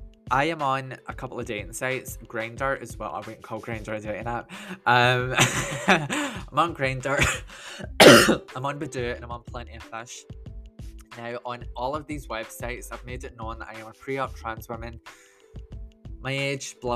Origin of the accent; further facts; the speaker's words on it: Scotland, United Kingdom; I'm 31, that I'm Scottish